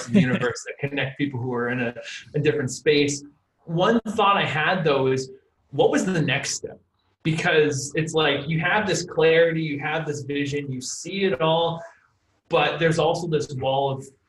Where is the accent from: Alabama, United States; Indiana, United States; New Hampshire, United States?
New Hampshire, United States; now in Los Angeles, United States; I grew up in New Hampshire, and now I live in Los Angeles, California